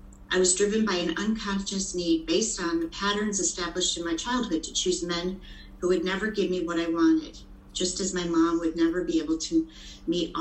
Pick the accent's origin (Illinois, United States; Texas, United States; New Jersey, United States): Illinois, United States; Chicago; I was born in Chicago, Illinois, in the Lincoln Park area